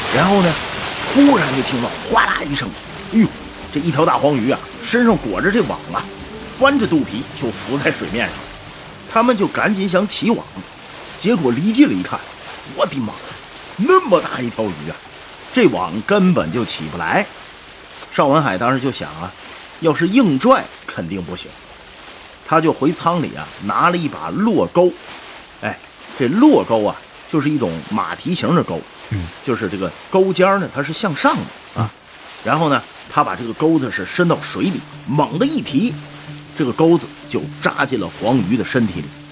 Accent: Heilongjiang, China; 这鱼就是我老家黑龙江产的

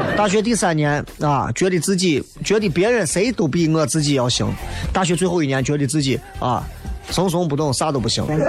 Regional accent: Xi'an, Shaanxi, China; 作为西安人来讲的话

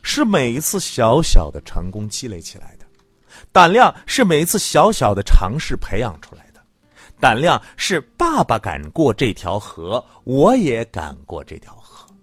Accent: China; 只有我们中国人能够从古到今一直都去理解的

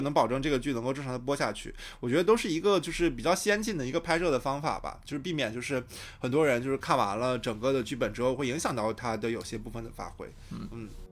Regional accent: Shandong, China; 我是一个嗯。山东人啊

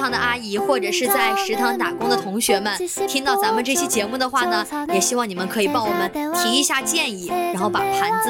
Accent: Hubei, China; now in Xiamen, China; 我作为一个湖北人，其实离河南不也挺近的吗？

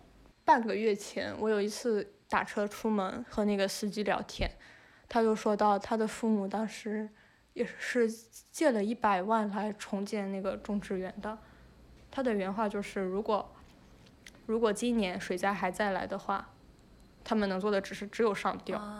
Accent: northern China, China; 因为我就是在这里长大的嘛

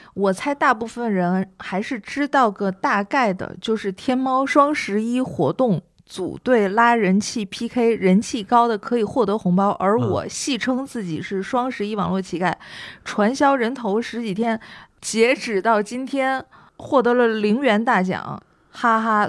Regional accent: Northeast China, China; moved away; also born or lived in Shanghai; 我是东北人嘛，我在上海吃东西，饮食，嗯，不是很习惯

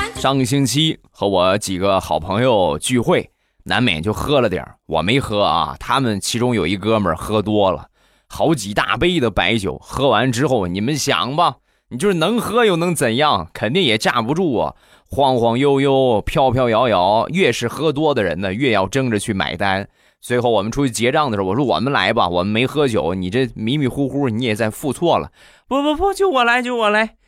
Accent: Rizhao, Shandong, China; 日照绿茶啊，这个是我们家乡的一个特产

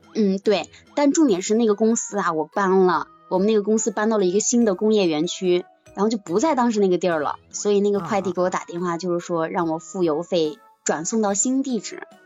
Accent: Shiyan, Hubei, China; moved away; also born or lived in Wuhan; 一个是十堰的，就我们家的

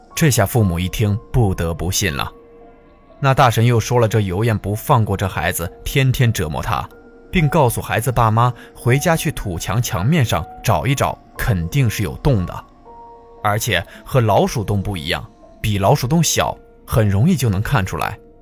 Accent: Jilin, China; moved away; 我们老家吉林

